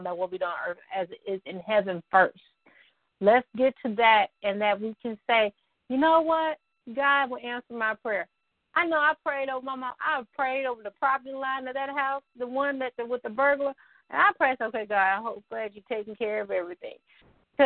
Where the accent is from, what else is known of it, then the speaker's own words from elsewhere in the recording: the Arkansas Delta, United States; now in Northwest Arkansas, United States; I'm from the other side of the state that we talk about, this side of the state. So I'm from the Delta, which means flatlands and dirt.